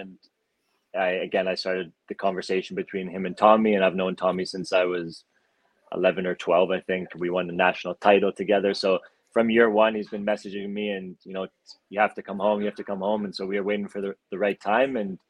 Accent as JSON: {"language": "English", "town": "Calgary", "region": "Alberta", "country": "Canada", "said": "God, despite this silly accent that no one knows where it's from, I am from Calgary."}